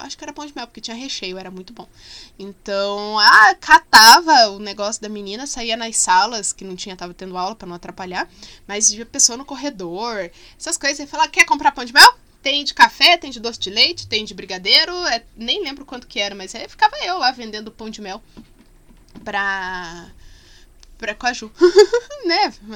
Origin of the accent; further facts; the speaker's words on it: Curitiba, Paraná, Brazil; sou curitibana.